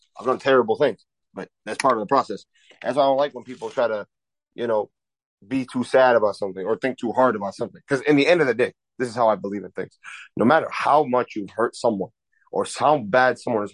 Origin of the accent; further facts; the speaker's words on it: Kuwait; now in United States; I was born in Kuwait, and like Kuwait is in the Middle East. It's in the Gulf, next to like Dubai, Saudi Arabia, and all that. I was born into money. I was raised